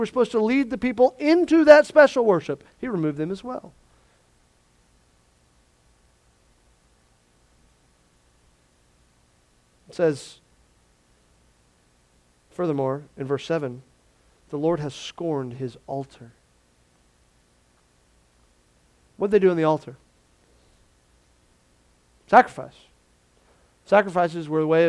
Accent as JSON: {"language": "English", "region": "Florida", "country": "United States", "tie": "born or raised there", "said": "I grew up in Florida"}